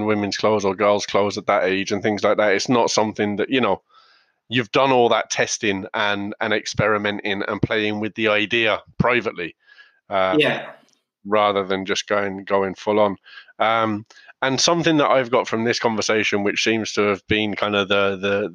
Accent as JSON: {"language": "English", "region": "England", "country": "United Kingdom", "tie": "born or raised there", "moved": "yes", "lives_now": "Ireland", "said": "when I was growing up in England, it was no blacks, no dogs, no Irish"}